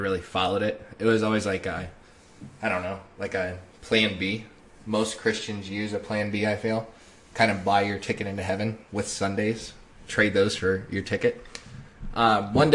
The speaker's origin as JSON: {"language": "English", "town": "Springfield", "region": "Ohio", "country": "United States", "tie": "born or raised there", "moved": "yes", "said": "I am from Springfield, Ohio"}